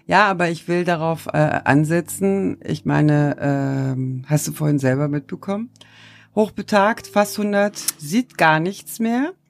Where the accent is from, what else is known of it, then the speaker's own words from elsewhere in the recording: Turkey; moved away; als Türkin, als gebürtige